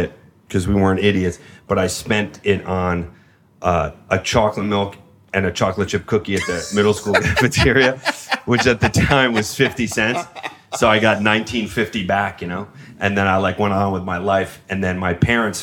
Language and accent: English; Long Island, New York, United States; I grew up just outside Manhattan or outside the city, not just outside Manhattan, up on Long Island